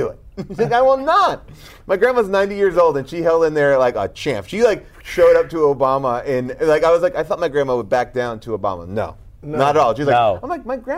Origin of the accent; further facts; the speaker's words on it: Long Island, New York, United States; I'm from Long Island, so you know, I grew up all there, you know, it's like, yeah, that's my hometown